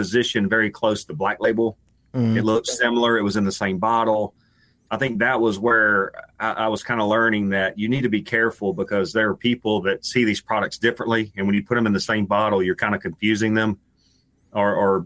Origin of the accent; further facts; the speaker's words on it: West Tennessee, United States; But I grew up in West Tennessee